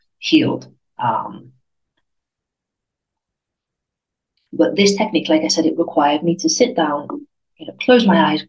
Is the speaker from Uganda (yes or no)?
no; United Kingdom; moved away as an adult; now in Spain; I'm British, because I didn't feel British because I wasn't living in the UK